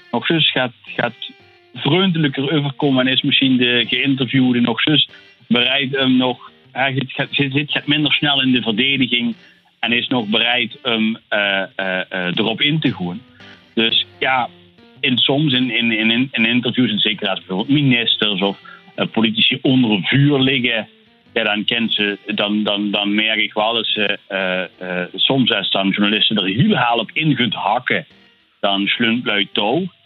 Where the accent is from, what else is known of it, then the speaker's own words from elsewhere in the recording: Netherlands; accent: southern accent; Ja, dat is nu een verzorgd zuidelijk accent, zeg maar. Ja, ja, soms denken lui wel eens dat, dat ik uit Brabant kom.